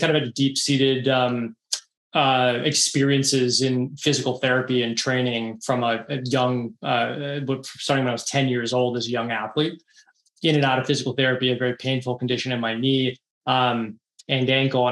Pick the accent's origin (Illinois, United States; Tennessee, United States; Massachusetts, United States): Massachusetts, United States; outside of Boston; I grew up outside of Boston